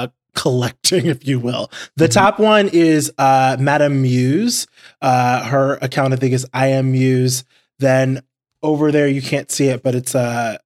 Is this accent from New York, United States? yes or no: yes; New York, United States; Oh, New York.